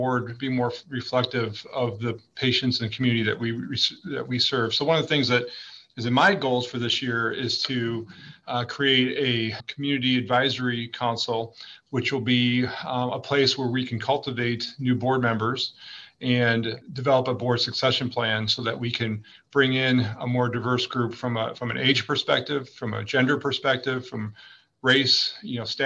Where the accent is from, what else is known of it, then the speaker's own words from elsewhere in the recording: Aurora, Illinois, United States; also born or lived in Iowa; I grew up in Aurora. It's a diverse town